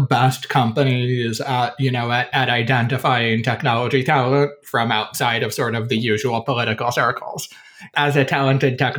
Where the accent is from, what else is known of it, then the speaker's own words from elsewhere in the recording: Olean, New York, United States; South of Buffalo, about 75 miles, a small town called Olean